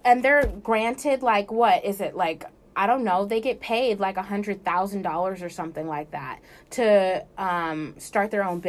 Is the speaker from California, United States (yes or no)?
yes; California, United States; I'm from Africa. I'm from California.